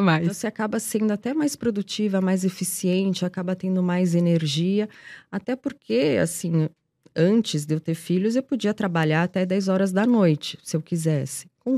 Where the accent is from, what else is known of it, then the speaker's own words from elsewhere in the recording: Portugal; now in Brazil; sou portuguesa, mas vivo no Brasil há muito, muito tempo